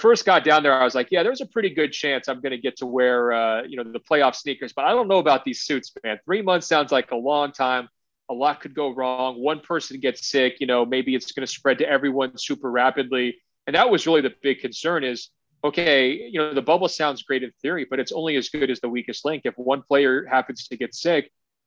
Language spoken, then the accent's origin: English; Oregon, United States; my home state of Oregon